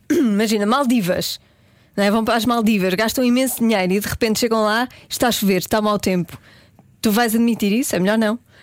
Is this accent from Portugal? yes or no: yes; Porto, Norte, Portugal; Eu sou do Porto